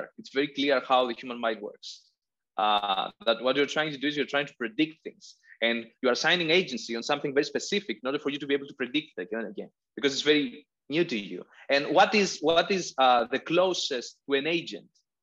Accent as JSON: {"language": "English", "region": "Crete", "country": "Greece", "tie": "born or raised there", "second_language": "English", "moved": "yes", "lives_now": "Athens, Greece", "said": "I'm in Athens. I'm from Crete. I don't know if I've told you that. So I grew up basically in a house that was 5 minutes walking from a 6 kilometer beach"}